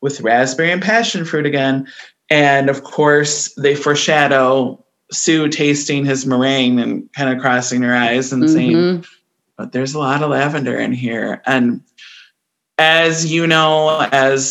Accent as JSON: {"language": "English", "country": "United States", "said": "We're American"}